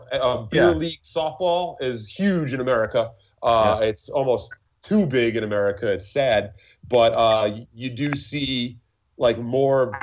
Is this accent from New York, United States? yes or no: yes; New York, United States; I was born and raised in New York about 20 minutes from Yankee Stadium